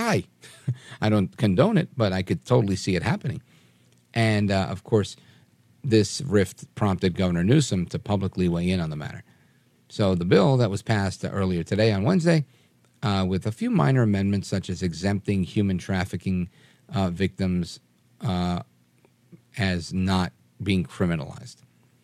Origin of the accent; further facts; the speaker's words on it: New York, United States; accent: New York; sometimes people can hear my New York accent, but most of you can't.